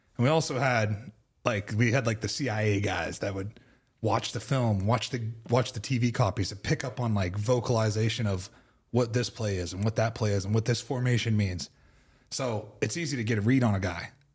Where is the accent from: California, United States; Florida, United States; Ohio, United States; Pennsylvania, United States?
Pennsylvania, United States; Pittsburgh; I grew up in Pittsburgh.